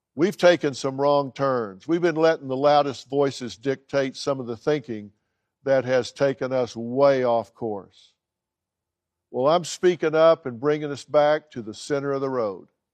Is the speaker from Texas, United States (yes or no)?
yes; Dallas, Texas, United States; Parker University College of chiropractic in my hometown, Dallas, Texas.